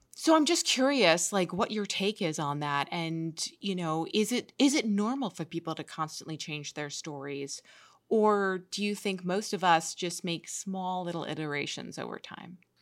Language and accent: English; New York, United States; I grew up in New York